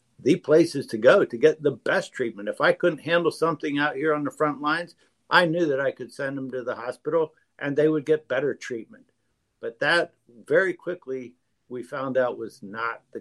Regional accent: Peru; moved away; I grew up in Peru

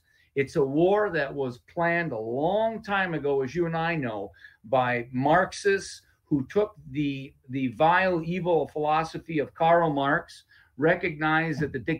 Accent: Appleton, Wisconsin, United States; in my whole neighborhood where I was raised in Appleton

